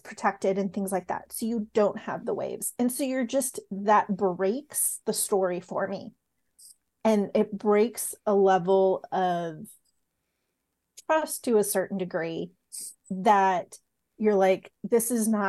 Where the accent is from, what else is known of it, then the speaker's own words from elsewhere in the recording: San Diego, California, United States; I grew up in San Diego.